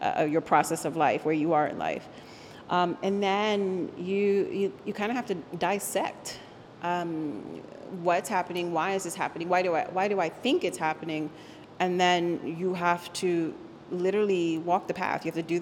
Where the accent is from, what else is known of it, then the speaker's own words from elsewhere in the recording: Arlington, Virginia, United States; first language Spanish; English is a second language; also born or lived in Puerto Rico; I was raised in Arlington, Virginia, but by a certain age, I decided that I needed to be able to go back and have a relationship with my birthplace, you know, Puerto Rico.